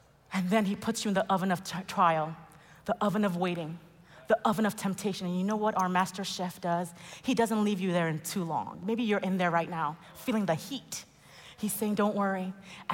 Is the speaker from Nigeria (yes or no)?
yes; Nigeria; I'm Nigerian.